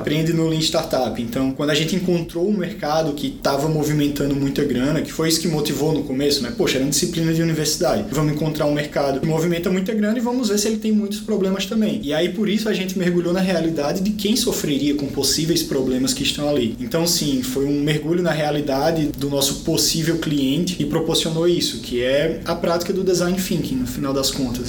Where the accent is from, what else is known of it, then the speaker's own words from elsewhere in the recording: Caruaru, Pernambuco, Brazil; moved away as an adult; also born or lived in Recife / Florianópolis / São Paulo; Eu vim do interior de Pernambuco, de uma cidade chamada Caruaru, e quando eu me mudei para a capital, Recife, eu fui estudar engenharia da computação